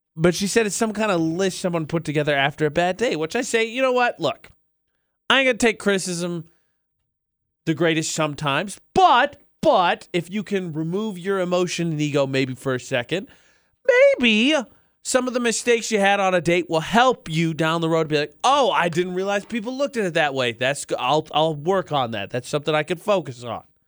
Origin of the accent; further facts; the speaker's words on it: Utah, United States; our home state